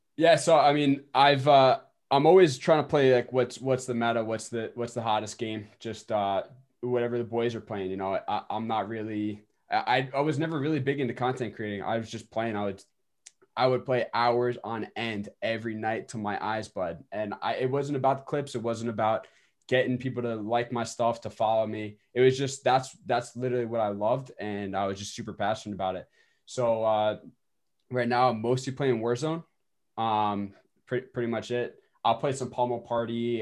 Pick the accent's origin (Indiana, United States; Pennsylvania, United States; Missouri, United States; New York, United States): New York, United States; Westhampton; I'm from West Hampton, New York